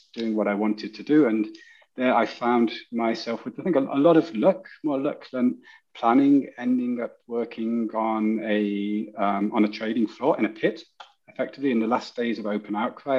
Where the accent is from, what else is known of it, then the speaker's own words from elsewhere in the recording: United Kingdom; moved away as an adult; now in Germany; I'm British, which cannot be hidden away